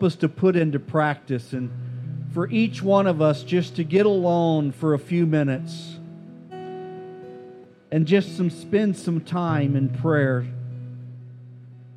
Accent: United States; as an American

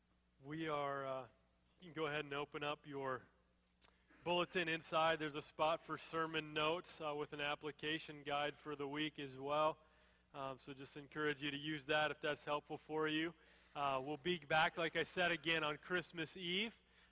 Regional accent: Fridley, Minnesota, United States; So I'm 35, so you don't have to do the math. That's how old I am. God's given me 35 years of life. But I was born, I know, June 11th, 1980, in Fridley, Minnesota. And I was born at 12:02 a.m.

